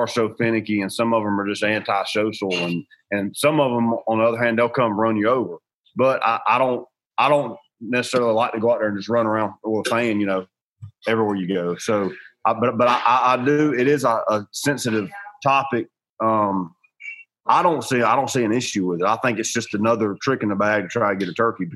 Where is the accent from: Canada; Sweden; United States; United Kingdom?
United States; Georgia; I grew up in the South. I'm from Georgia